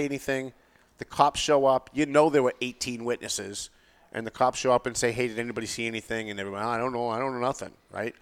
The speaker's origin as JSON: {"language": "English", "town": "Lawrence", "region": "Massachusetts", "country": "United States", "tie": "born or raised there", "said": "I grew up in Lawrence"}